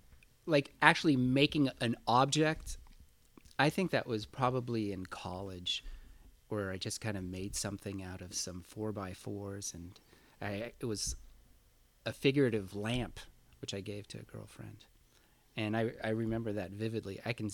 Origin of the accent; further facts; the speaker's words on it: San Francisco, California, United States; In San Francisco, yeah, in the Sunset District. And it's interesting because I was born and raised in the Sunset, and my parents still live in the same house.